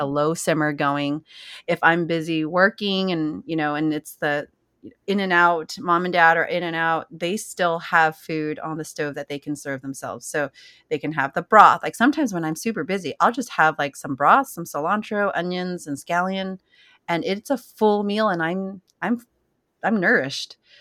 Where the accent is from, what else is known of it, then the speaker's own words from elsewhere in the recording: San Jose, California, United States; moved away; I was born and raised in Silicon Valley, right in, you know, the Bay Area, San Jose.